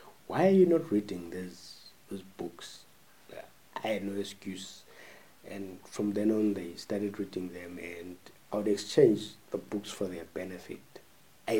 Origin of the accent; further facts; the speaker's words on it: Ndebele, Matabeleland, Zimbabwe; first language Ndebele; English is a second language; Ndebele is my first language